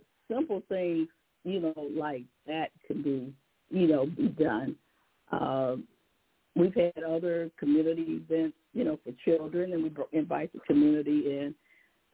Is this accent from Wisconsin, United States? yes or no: no; Detroit, Michigan, United States; my hometown, Detroit